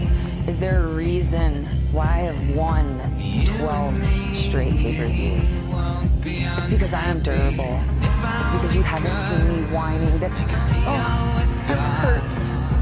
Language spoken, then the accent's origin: English; Boston, Massachusetts, United States; Boston, my hometown, where it all began for me.